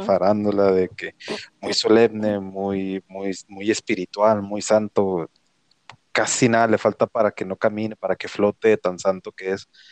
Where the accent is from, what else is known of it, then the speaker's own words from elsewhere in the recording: Mexico; lo digo como mexicano, porque soy mexicano